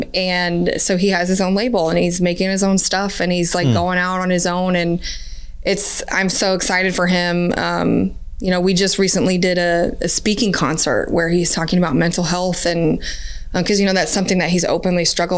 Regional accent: Canada; oh, I'm Canadian, so it must be my Canadian side. That's why I can dance.

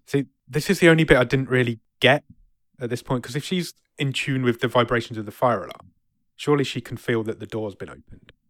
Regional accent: England, United Kingdom; I'm English

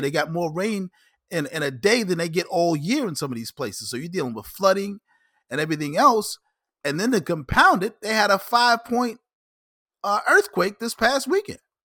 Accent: New York, United States; I'm a New Yorker.

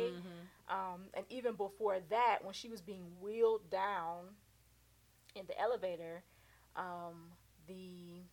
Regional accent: Illinois, United States; my hometown of Illinois

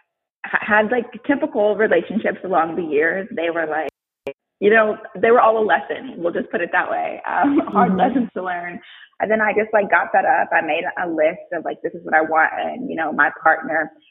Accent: Missouri, United States; I'm from Missouri and there's not that many Black people

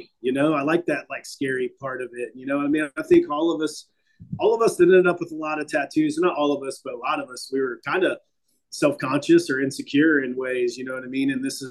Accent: Dayton, Ohio, United States; also born or lived in Las Vegas / Columbus

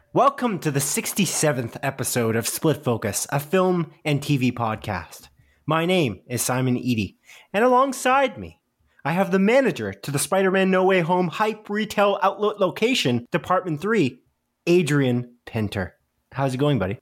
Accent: Canada; a small town outside of Guelph in Canada, 'cause we're Canadian

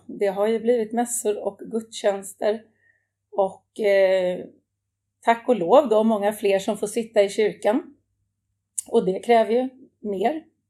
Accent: Täby, Stockholm County, Sweden; Det är där jag kommer ifrån och där jag bor också idag

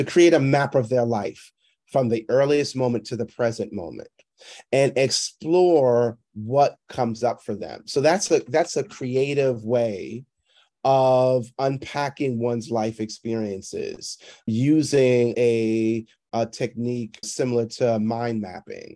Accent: New York City, New York, United States; I was performing at different clubs around New York City

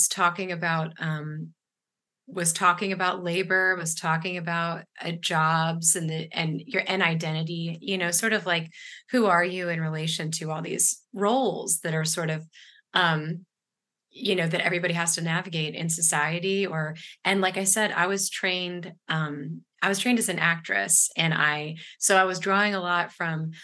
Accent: Ashland, Virginia, United States; now in Durham, United States; I grew up in Ashland, Virginia

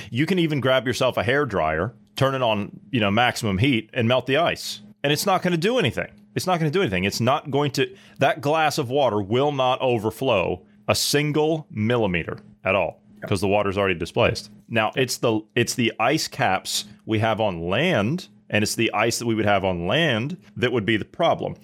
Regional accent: United States; I grew up on the Ohio River

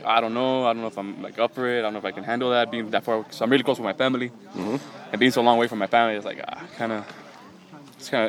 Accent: Mexico; also born or lived in Texas; now in Los Angeles, United States; I grew up originally in like Mexico

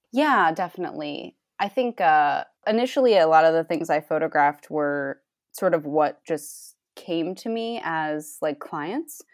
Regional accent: Rhode Island, United States; now in Cleveland, United States; I'm in Cleveland, Ohio now, but I grew up in Rhode Island.

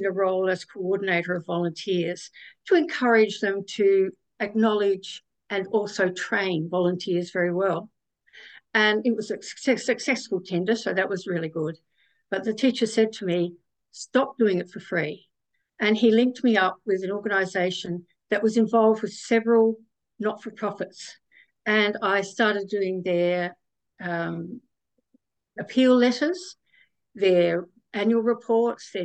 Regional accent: South Australia, Australia; I was born in South Australia

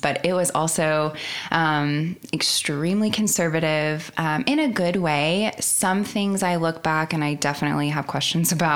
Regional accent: Oklahoma, United States; also born or lived in Yukon, Oklahoma; I loved growing up in Oklahoma. I will never leave Oklahoma

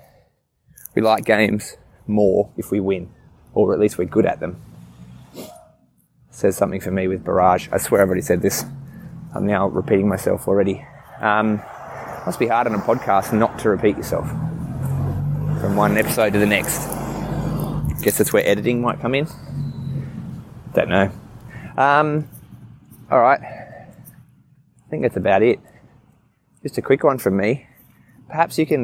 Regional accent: Newcastle, New South Wales, Australia; I grew up in Newey, lived overseas, travelled for a bit in my 20s

